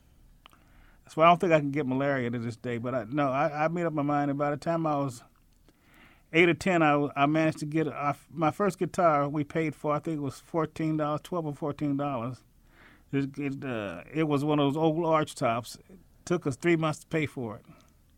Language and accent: English; Indianapolis, Indiana, United States; born there; Yes, I was. I went to Attucks.